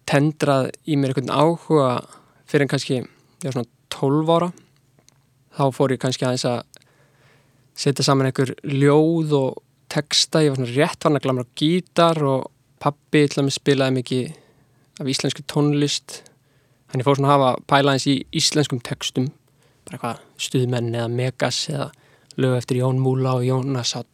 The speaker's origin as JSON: {"language": "Icelandic", "town": "Reykjavík", "region": "Capital Region", "country": "Iceland", "tie": "born or raised there", "said": "og er tekstasmiður og tónlistamæður Ég er uppalinn í Vesturbænum og fór síðan í mentaskólinni í Reykjavík"}